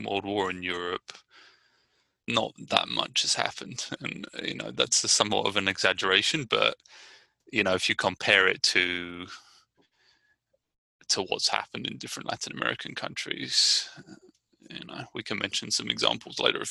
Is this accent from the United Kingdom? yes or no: yes; Brighton, South East England, United Kingdom; now in Richmond, United States; I'm from Brighton, England.